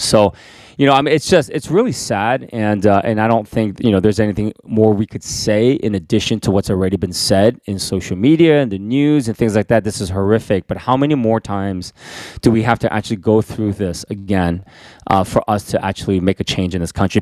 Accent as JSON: {"language": "English", "country": "United States", "said": "I'm an, an American citizen"}